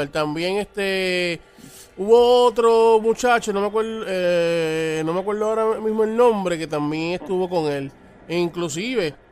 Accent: Villa Palmera, Puerto Rico; yo me crié en Villa Palmera.

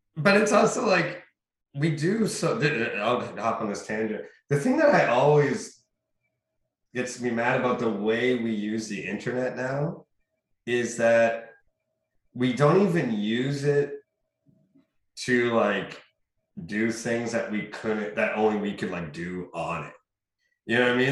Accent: Sault Ste. Marie, Ontario, Canada; Sault Ste. Marie, my hometown

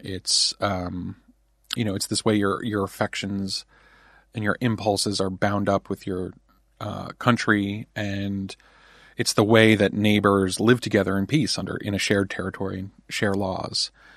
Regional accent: New Jersey, United States; I was raised in New Jersey

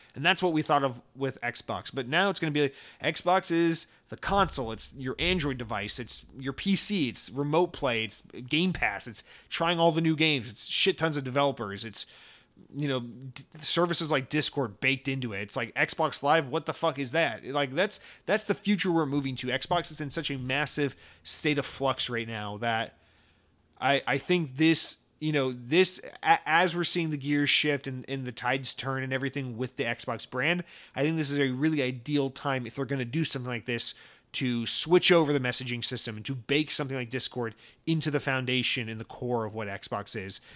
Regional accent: United States; me as an American

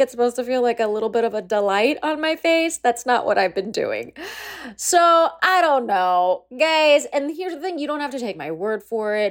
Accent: Palm Springs, California, United States; my hometown of Palm Springs, California

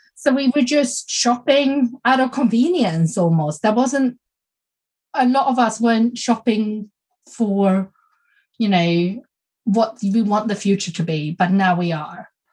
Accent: Sweden; also born or lived in South Korea; I'm adopted from South Korea and I grew up in Sweden.

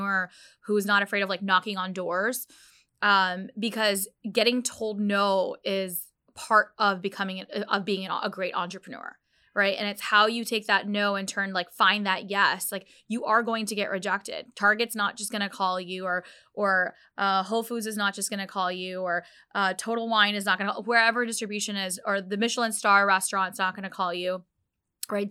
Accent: United States; I'm a Pakistani Muslim. I didn't identify with being a Pakistani until literally it was in my late 20s, and, you know, almost after I became a mother, because I grew up, you know, that I had to almost hide being a Muslim in America

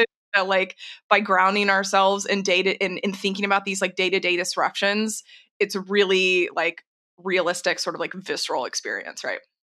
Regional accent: Texas, United States; moved away; I grew up in Tornado Alley. I'm from Texas originally

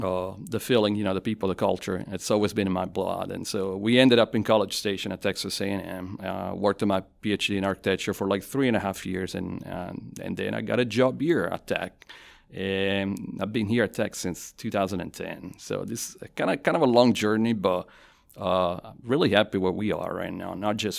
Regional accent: Avellino, Campania, Italy; also born or lived in Naples / Milan; So I am originally from Avellino. It's 50,000 people, about 25 miles away from Naples. So I'm from the south. And I lived in Avellino, Naples, and Milan, just based on my family's, my dad's job.

